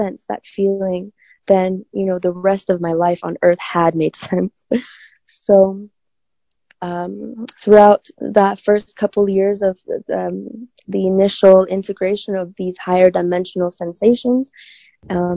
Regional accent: China; moved away; I grew up in China

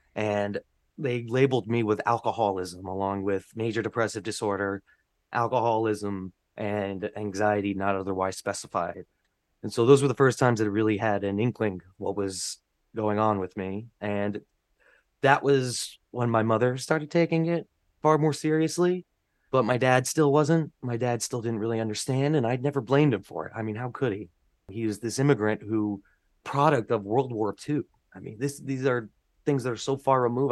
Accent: North Brunswick, New Jersey, United States; now in New York, United States; where I grew up in North Brunswick

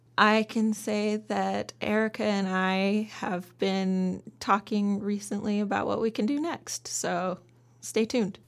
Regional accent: Juneau, Alaska, United States; Born and raised in Alaska, raised in my culture, grew up dancing and singing

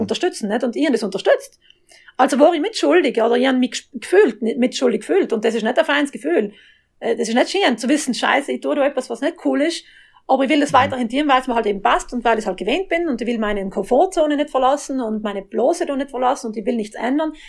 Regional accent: South Tyrol, Trentino-Alto Adige, Italy; Ich bin ja Südtirolerin auch, wie man hört

